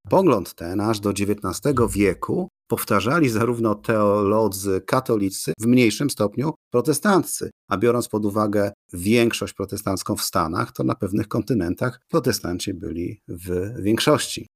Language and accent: Polish; Poland; 90% z nas, obywateli Polski, wyłodzi się właśnie z chłopstwa